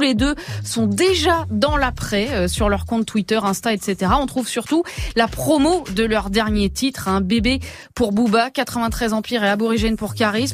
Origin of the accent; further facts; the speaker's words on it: Creuse, Nouvelle-Aquitaine, France; moved away; j'ai grandi dans la Creuse